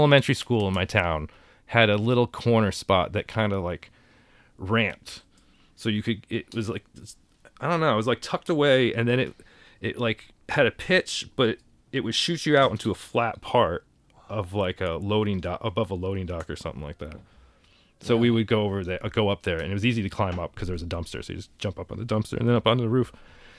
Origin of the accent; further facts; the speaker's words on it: Danbury, Connecticut, United States; moved away as an adult; also born or lived in New York; my hometown was like a fucking... Hat Factory. It was the hat capital of the country.